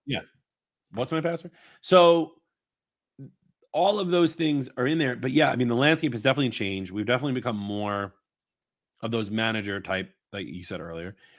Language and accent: English; Long Island, New York, United States; I'm not Singaporean. I'm from Long Island